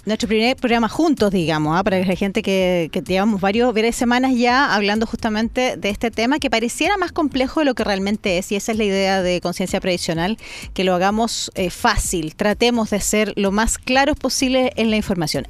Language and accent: Spanish; Chile; como chilenos